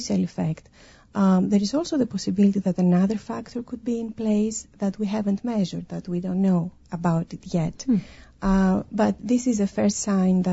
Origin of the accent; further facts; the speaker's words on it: Greece; moved away; I come from Greece.